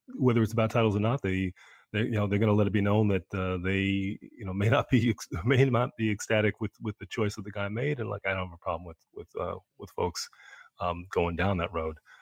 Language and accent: English; New York, United States; I'm a New Yorker